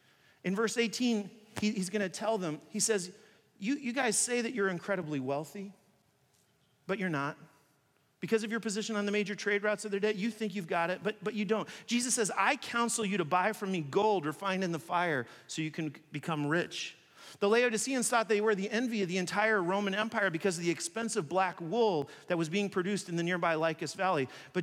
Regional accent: China; When I grew up in China, I played basketball with a lot of Chinese people.

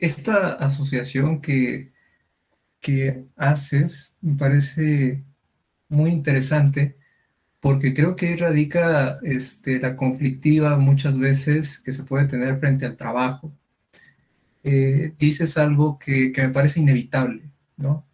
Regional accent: Durango, Mexico; yo soy de Durango

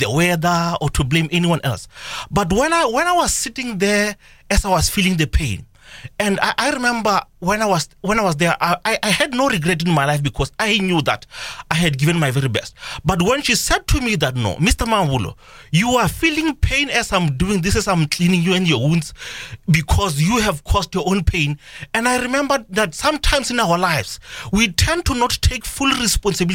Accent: South Africa; Even as a citizen of South Africa

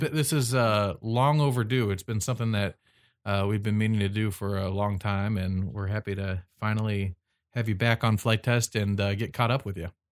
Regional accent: United States; I'm American

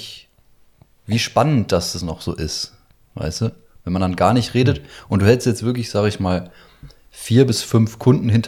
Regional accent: Syria; German is a second language; now in Germany; ich bin ja aus Syrien auch geflüchtet und so, ne? Vor ein paar Jahren und so.

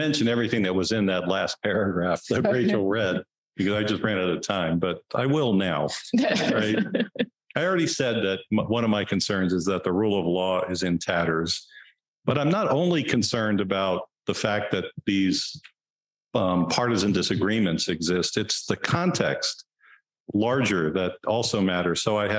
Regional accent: Texas, United States; In my home state, the urban areas, Texas, Dallas, Houston, Austin, San Antonio, El Paso, maybe a few Fort Worth, a few other places.

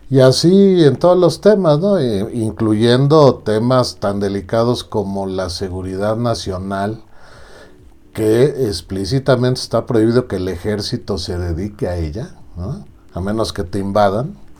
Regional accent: Mexico; somos los ciudadanos mexicanos

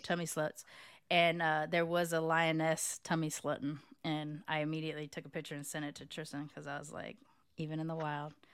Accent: California, United States; moved away as an adult; also born or lived in Los Angeles; now in Texas, United States; as a Californian

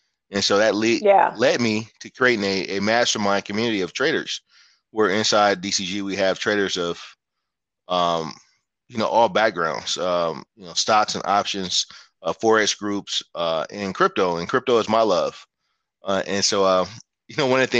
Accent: San Francisco Bay Area, California, United States; I'm originally from the Bay Area. I grew up in San Francisco, Oakland area

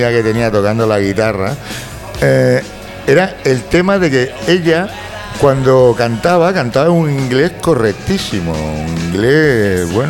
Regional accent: Galicia, Spain; Ya, pero es que, pero yo soy gallego, tío, y no soy humorista.

